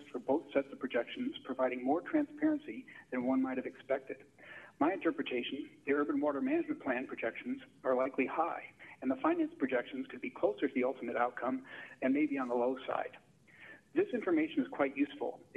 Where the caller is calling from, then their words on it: Palo Alto, California, United States; from Palo Alto again.